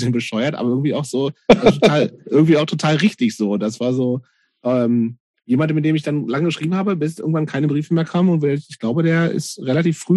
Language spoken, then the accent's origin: German; Lower Saxony, Germany; in der Kleinstadt in Niedersachsen, wo ich groß geworden bin.